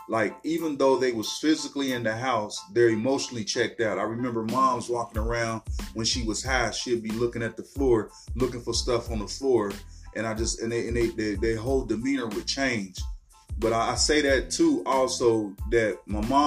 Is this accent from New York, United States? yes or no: no; Cincinnati, Ohio, United States; also born or lived in the South (US); I'm a Cincinnati native. Grew up here in Cincinnati